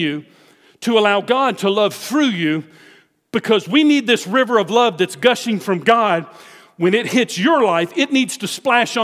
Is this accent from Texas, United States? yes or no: yes; Houston, Texas, United States; where are you from? Houston.